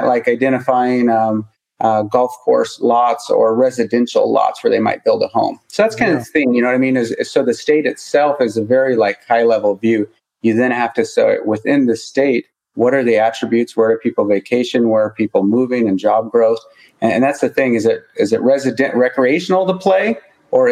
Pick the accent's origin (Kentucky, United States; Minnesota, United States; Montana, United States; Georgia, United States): Montana, United States; I'm from Montana